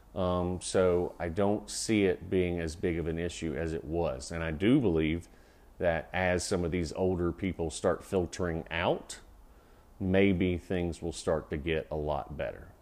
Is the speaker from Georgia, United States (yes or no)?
yes; Georgia, United States; moved away; also born or lived in North Carolina; When I grew up in Georgia